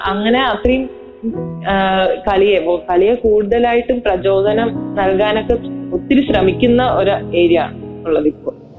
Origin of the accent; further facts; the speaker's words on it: Vadakara, Kerala, India; ഇപ്പൊ ഞാൻ നല്ല വടകരക്കാരിയാണ്